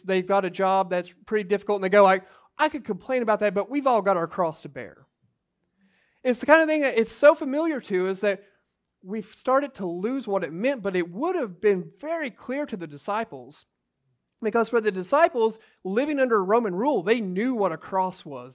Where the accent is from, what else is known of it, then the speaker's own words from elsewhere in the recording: United States; as American Christians